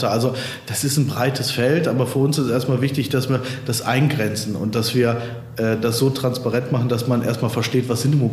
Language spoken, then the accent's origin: German; Cologne, North Rhine-Westphalia, Germany; now in Bonn, Germany; als äh, Kölner äh, natürlich Köln, ja, aber ich wohne ja auch schon lange in Bonn.